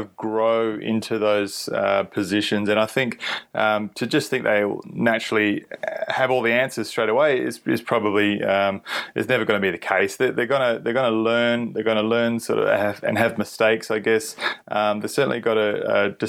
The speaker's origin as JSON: {"language": "English", "town": "Perth", "region": "Western Australia", "country": "Australia", "moved": "yes", "lives_now": "Queensland, Australia", "said": "I'm from Perth"}